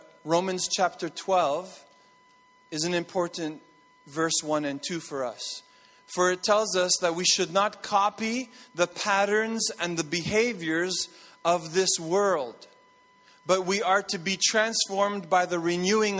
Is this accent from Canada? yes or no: yes; Montreal, Quebec, Canada; moved away; I grew up in Montreal